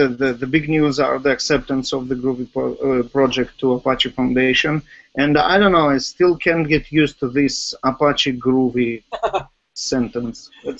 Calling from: Netanya, Central District, Israel; English is a second language; I'm podcasting from the sunny Netanya, Israel.

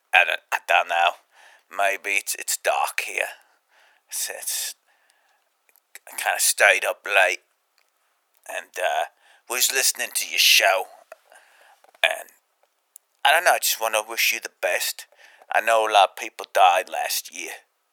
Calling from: London, United Kingdom; Oh, I'm calling from London.

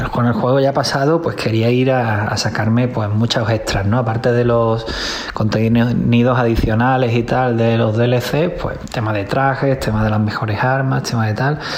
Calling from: Alhaurín el Grande, Andalusia, Spain; Buenas amigos de Vandal … de Laurina Grande de Málaga.

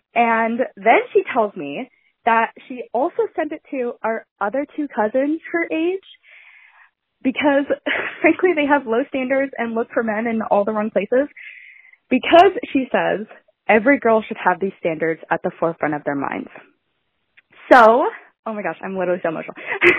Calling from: Southern California, United States; I'm calling from Southern California.

